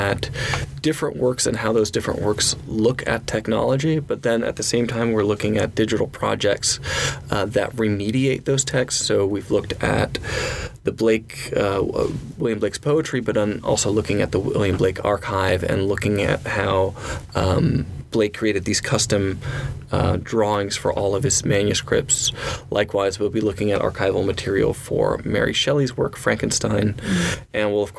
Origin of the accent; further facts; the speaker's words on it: Netherlands; also born or lived in New York, United States / India; now in United States; So I grew up in the Netherlands